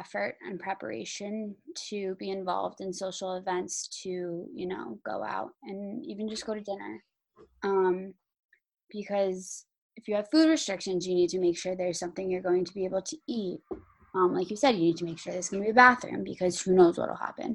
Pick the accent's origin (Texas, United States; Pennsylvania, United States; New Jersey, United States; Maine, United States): New Jersey, United States; moved away; growing up in New Jersey